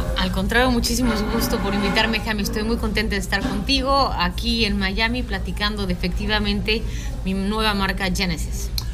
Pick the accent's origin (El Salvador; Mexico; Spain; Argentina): Mexico; yo soy mexicana